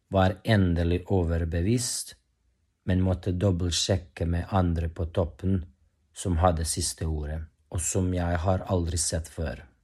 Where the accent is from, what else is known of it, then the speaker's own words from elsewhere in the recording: Bosnia & Herzegovina; moved away as an adult; now in Norway; Jeg kommer fra Bosnia-Hercegovina, men jeg har bodd her i Norge i syv år nå